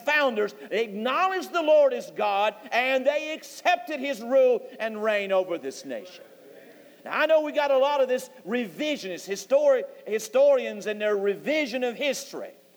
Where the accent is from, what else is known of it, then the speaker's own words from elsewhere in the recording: North Carolina, United States; I'm a Christian. I'm from North Carolina